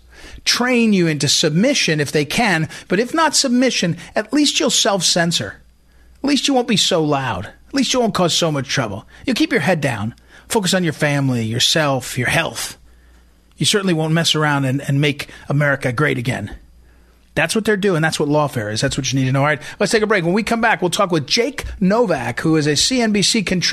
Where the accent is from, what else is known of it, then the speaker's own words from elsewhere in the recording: Missouri, United States; my home state of Missouri